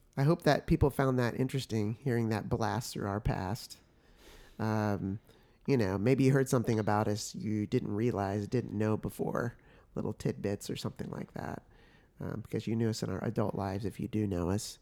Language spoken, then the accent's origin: English; Oklahoma City, Oklahoma, United States; also born or lived in San Francisco, California; by the time I'm one, they move to Oklahoma City, Oklahoma, where actually both sides of my family are from originally, but my mom grew up in Oklahoma. So as I grew up there